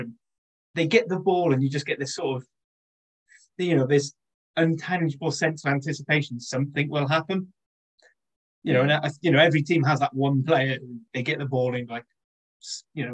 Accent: Wales, United Kingdom; being a Welshman

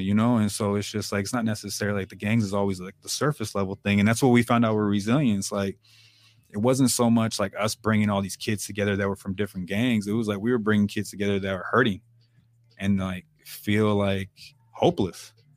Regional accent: Oceanside, California, United States; I was born and raised in Tri-City

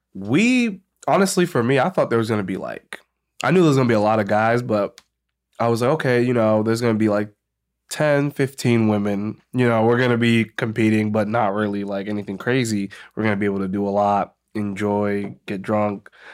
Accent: Medway, Massachusetts, United States; moved away as an adult; also born or lived in Boston; grew up in Medway, Massachusetts.

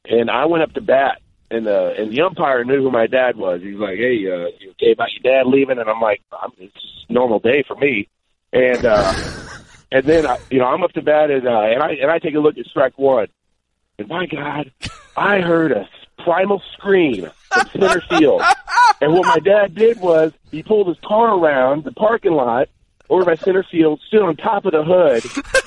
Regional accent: California, United States; And I grew up in Southern California, and we used to have this team in California, and then my dad was the coach

